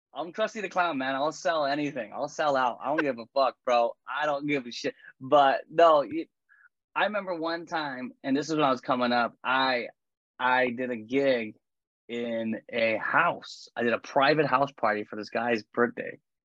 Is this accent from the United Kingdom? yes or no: no; Canada; I'm Canadian